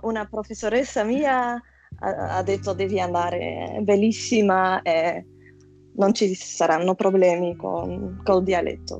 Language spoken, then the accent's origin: Italian; Flanders, Belgium; Italian is a second language; also born or lived in Antwerp; sono dal Belgio, vivo ad Anversa